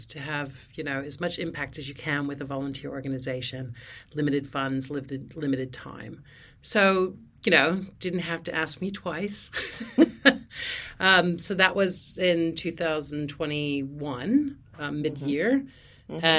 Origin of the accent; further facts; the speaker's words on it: United States; moved away as an adult; now in Australia; I'm an American living here in Australia. I'm an Australian citizen. Moved here with my family, Australian husband and three children, back in 2010